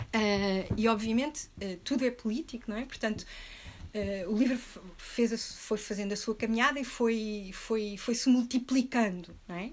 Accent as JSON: {"language": "Portuguese", "country": "Portugal", "also_born_or_lived": "Rio de Janeiro", "said": "eu sou portuguesa, europeia, branca"}